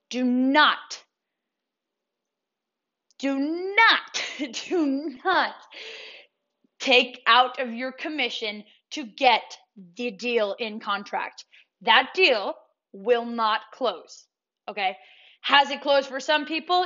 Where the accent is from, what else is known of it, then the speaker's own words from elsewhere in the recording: New York, United States; I'm from New York